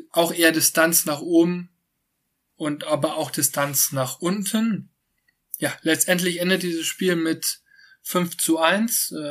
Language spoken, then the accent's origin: German; Rhineland, Germany; Ich als äh, Rheinländer bin sehr, sehr gespannt und würde mich natürlich freuen, wenn Düsseldorf in die erste Liga zurückkehrt